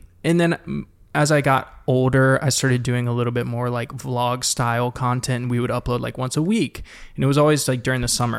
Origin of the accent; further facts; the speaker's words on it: Savannah, Georgia, United States; moved away as an adult; also born or lived in Auburn, Alabama; now in Los Angeles, United States; Savannah, Georgia.